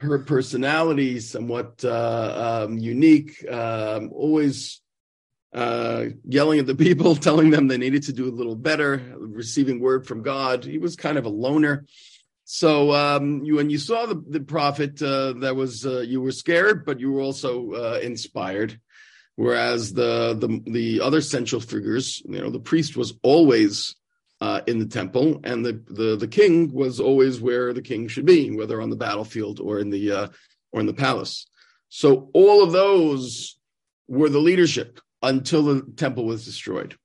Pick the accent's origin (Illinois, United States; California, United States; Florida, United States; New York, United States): New York, United States; moved away as an adult; now in Israel; growing up in New York and being a Mets fan